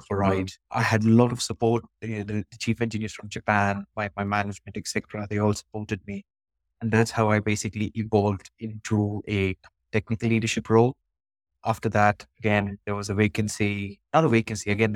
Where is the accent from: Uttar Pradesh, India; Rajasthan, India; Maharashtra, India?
Maharashtra, India; Mumbai; now in United Kingdom; I currently live in the UK. I was born and brought up in Mumbai, where I spent most of my early days in youth.